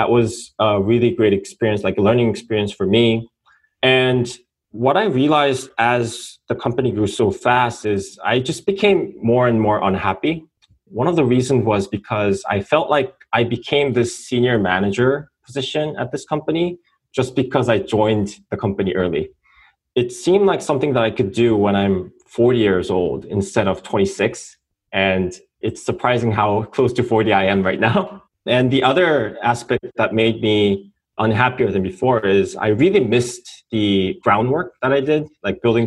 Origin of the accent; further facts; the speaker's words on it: South Korea; moved away as an adult; now in United States; I'm an entrepreneur from South Korea.